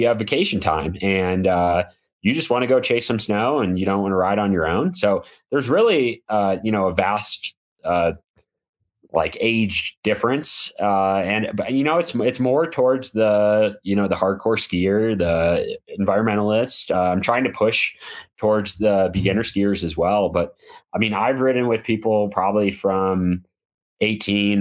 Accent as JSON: {"language": "English", "region": "Midwest", "country": "United States", "tie": "born or raised there", "moved": "as an adult", "said": "growing up in the Midwest"}